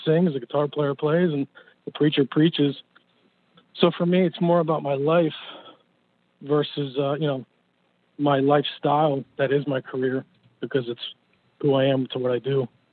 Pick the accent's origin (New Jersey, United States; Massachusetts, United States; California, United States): New Jersey, United States; moved away; I'm originally from Jersey